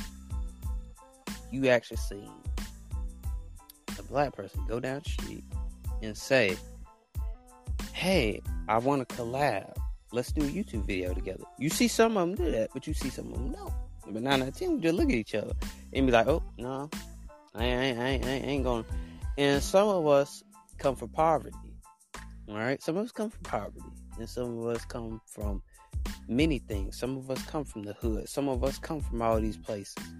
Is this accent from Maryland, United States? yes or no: no; Alabama, United States; I'm from Alabama